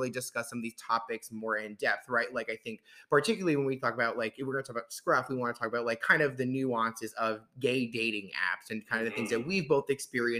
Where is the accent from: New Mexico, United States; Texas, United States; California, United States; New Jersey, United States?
New Jersey, United States; Jersey Shore; moved away as an adult; now in Washington, D.C., United States; I'm from the Jersey Shore, grew up in Jersey my whole life and relocated down to DC